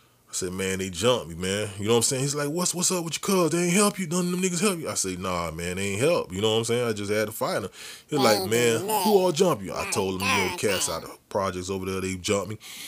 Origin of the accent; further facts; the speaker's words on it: Edison, New Jersey, United States; They gave me this crazy name, Edison Boy, because I came from Edison.